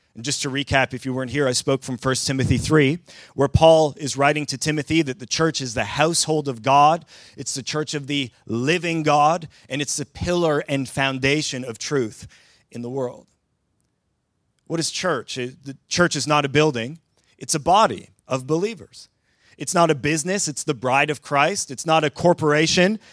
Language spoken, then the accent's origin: English; southern Ontario, Canada; moved away as an adult; now in Sweden; as a Canadian who grew up in the southern part of the province of Ontario